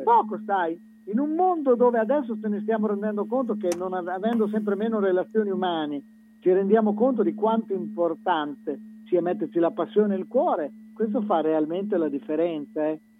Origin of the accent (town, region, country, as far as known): Santarcangelo di Romagna, Emilia-Romagna, Italy; born or raised there; also born or lived in Sogliano al Rubicone